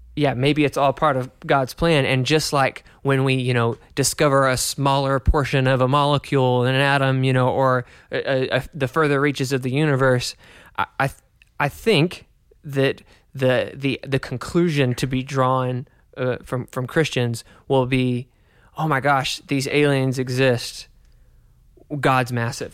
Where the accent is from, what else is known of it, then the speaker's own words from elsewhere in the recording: United States; growing up in America